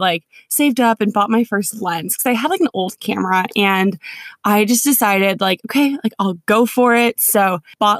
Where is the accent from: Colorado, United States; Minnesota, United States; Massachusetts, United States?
Minnesota, United States; moved away as an adult; also born or lived in Connecticut; now in California, United States; grew up in Minnesota